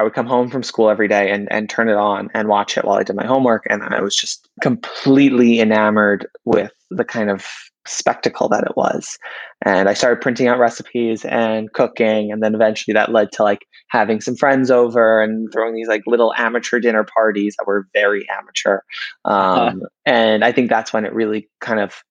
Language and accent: English; New York City, New York, United States; I grew up in Queens